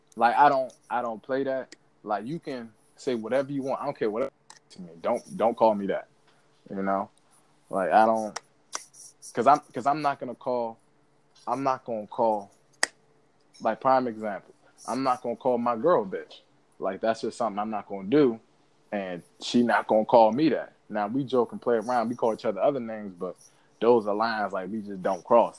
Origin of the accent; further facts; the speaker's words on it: United States; as African American